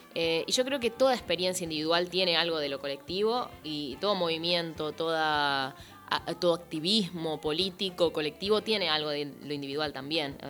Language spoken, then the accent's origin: Spanish; Concepción del Uruguay, Entre Ríos, Argentina; Yo soy de Concepción del Uruguay